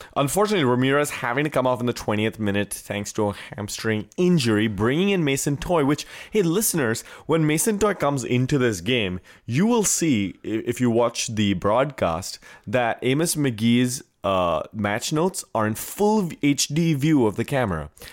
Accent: India; moved away as an adult; I was from India

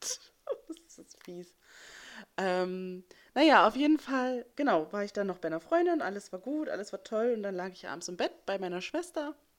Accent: West Germany, Germany; moved away as an adult; ich bin ähm, Westdeutschlands nicht sehr weit von Annes Ausbildungsplatz ähm, aufgewachsen. Also ich bin hier im Osten geboren und bin dann, als ich sechs war, darüber gezogen

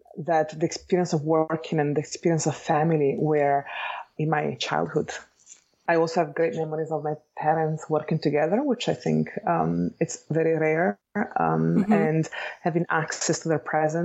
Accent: Bologna, Emilia-Romagna, Italy; accent: Italian; English is a second language; moved away as an adult; now in Los Angeles, United States; I am Italian, as you can hear from my accent. So I was born and raised in Italy, specifically in Bologna

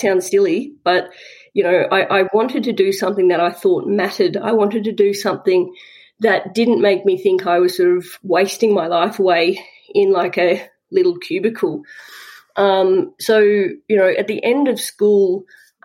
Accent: Southwest Victoria, Australia; I grew up in Southwest Victoria, little country town

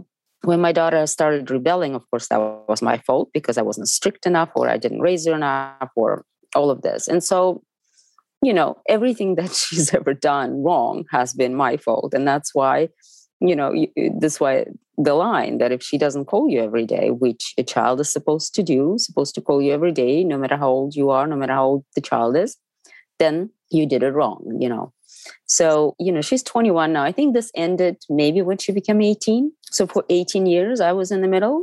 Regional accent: Moscow, Russia; now in United States; I'm from Moscow. I grew up on theater

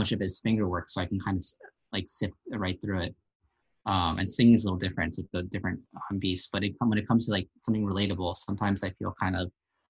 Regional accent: New Jersey, United States; I'm Bangladeshi origin from Jersey

